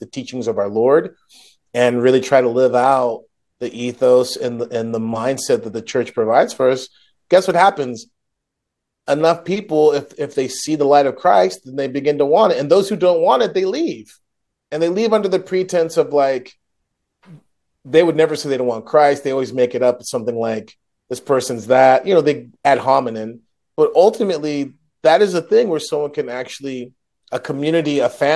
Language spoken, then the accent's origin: English; United States; I'm an American